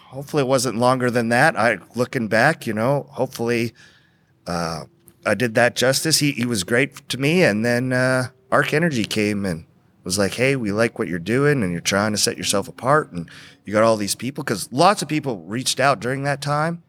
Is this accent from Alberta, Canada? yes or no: yes; Edmonton, Alberta, Canada; now in Texas, United States; I grew up on a farm in, uh, northeast, uh, uh, Alberta, just outside of Edmonton, Alberta